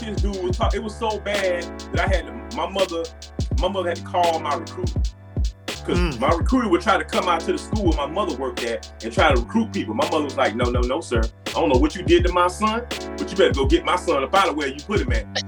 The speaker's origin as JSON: {"language": "English", "town": "Miami", "region": "Florida", "country": "United States", "tie": "born or raised there", "moved": "as an adult", "said": "when I was growing up in Miami"}